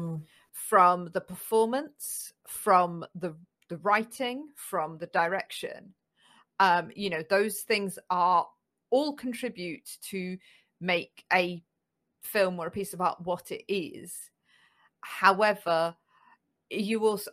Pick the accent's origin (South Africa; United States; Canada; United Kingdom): United Kingdom; we as British